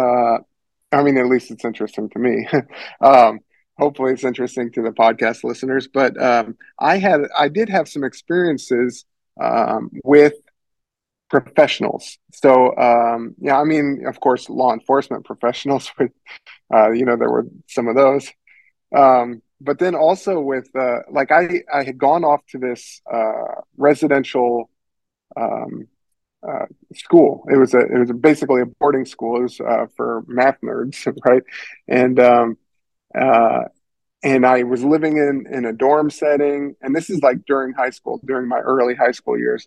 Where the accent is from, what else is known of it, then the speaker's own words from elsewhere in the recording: Paxton, Illinois, United States; moved away as an adult; now in California, United States; I was living in my hometown, Paxton, Illinois, which is population 4,500